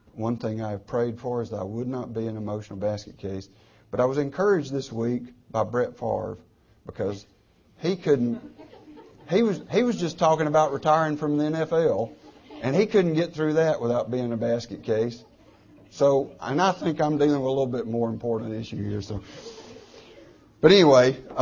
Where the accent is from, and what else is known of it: United States